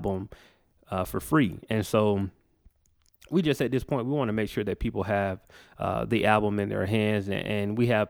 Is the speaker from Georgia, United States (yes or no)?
yes; Macon, Georgia, United States; we're in my hometown of Macon, Georgia, at Recess Lounge.